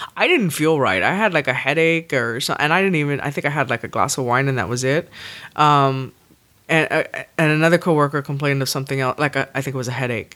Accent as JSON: {"language": "English", "region": "Texas", "country": "United States", "tie": "born or raised there"}